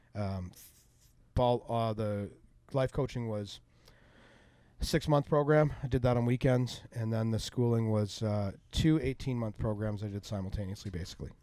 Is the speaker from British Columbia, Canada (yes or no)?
no; Unionville, Ontario, Canada; my hometown of Unionville